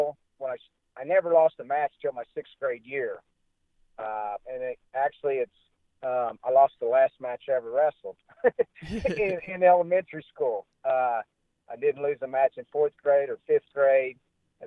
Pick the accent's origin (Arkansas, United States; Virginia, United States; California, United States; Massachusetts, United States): Virginia, United States; Dale City; I grew up in Dale City